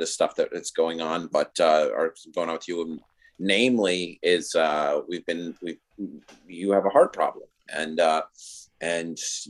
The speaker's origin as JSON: {"language": "English", "region": "New York", "country": "United States", "said": "as a New Yorker"}